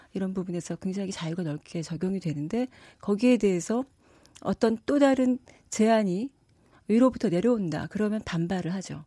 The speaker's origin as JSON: {"language": "Korean", "country": "South Korea", "moved": "as an adult", "lives_now": "France", "said": "제가 한국 사람으로서"}